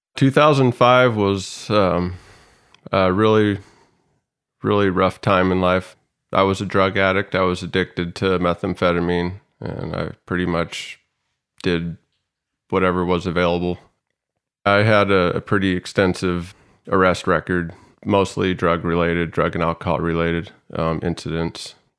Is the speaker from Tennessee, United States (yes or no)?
no; Salmon, Idaho, United States; now in San Diego, United States; I was born and raised in Salmon, Idaho, a very small town in Idaho